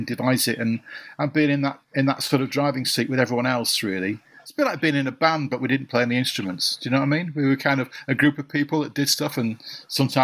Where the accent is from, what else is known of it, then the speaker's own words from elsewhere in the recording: Blackburn, North West England, United Kingdom; moved away as an adult; also born or lived in Yorkshire / Leeds / York; now in Cambridge, United Kingdom; I was born in Blackburn in Lancashire a long time ago.